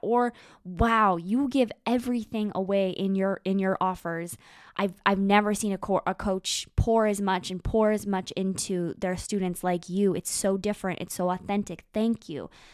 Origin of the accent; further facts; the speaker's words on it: Moose Jaw, Saskatchewan, Canada; moved away; I spend a lot of time in a, in a small town called Moose Jaw, Saskatchewan